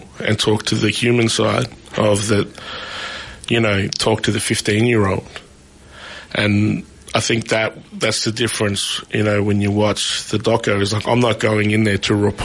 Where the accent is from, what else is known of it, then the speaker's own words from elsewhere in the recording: Shepparton, Victoria, Australia; I grew up in Shepparton